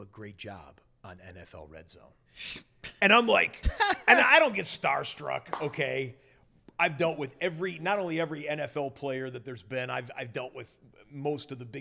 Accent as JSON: {"language": "English", "town": "Detroit", "region": "Michigan", "country": "United States", "tie": "born or raised there", "moved": "yes", "said": "I grew up in the Detroit area"}